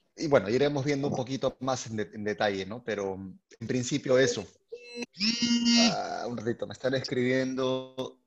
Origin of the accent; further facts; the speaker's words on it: Lima, Peru; yo eh, soy de Lima, eh, Perú